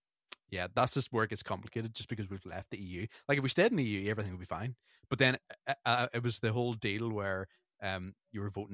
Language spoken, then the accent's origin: English; Northern Ireland, United Kingdom; we're from Northern Ireland and we had British passports